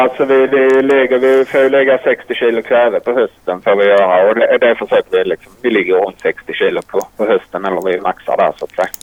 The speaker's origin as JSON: {"language": "Swedish", "area": "near Ystad", "region": "Skåne", "country": "Sweden", "tie": "born or raised there", "moved": "yes", "lives_now": "Tumba, Sweden", "said": "Jag är uppvuxen nära Ystad, så långt ner som möjligt i princip"}